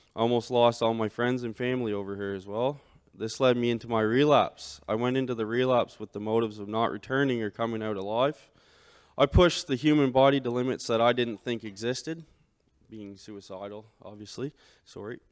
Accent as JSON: {"language": "English", "town": "St. Stephen", "region": "New Brunswick", "country": "Canada", "tie": "born or raised there", "said": "I was born and raised in Saint Stephen, New Brunswick."}